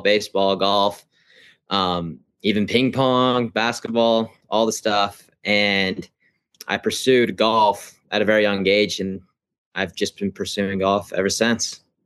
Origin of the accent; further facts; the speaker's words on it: Ogden, Utah, United States; I'm from Ogden, Utah